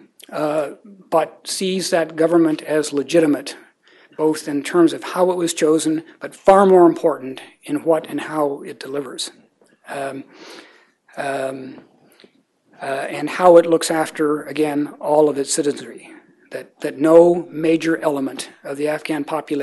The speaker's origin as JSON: {"language": "English", "country": "United States", "said": "as an American"}